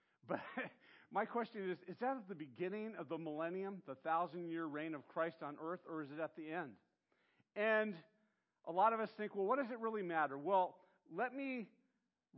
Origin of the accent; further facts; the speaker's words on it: Santa Barbara, California, United States; growing up in Santa Barbara